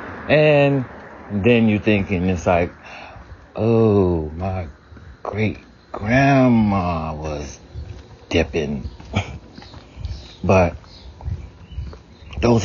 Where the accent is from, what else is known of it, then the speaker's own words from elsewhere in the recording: the South, United States; I grew up in the South, so we had hog maw